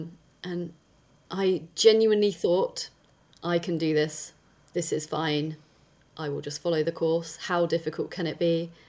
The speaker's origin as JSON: {"language": "English", "region": "South West England", "country": "United Kingdom", "tie": "born or raised there", "said": "So I am pretty much born and bred in Dorset in the UK. And I'm 42 now."}